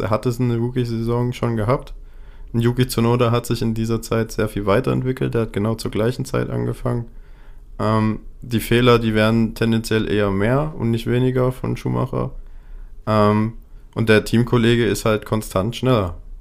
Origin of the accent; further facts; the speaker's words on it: Germany; wir als Deutsche